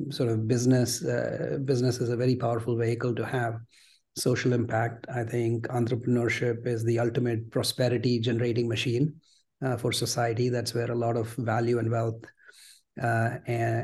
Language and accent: English; Mumbai, Maharashtra, India; moved away as an adult; now in United States; I grew up in Mumbai, you know, sort of average middle-class Gujarati family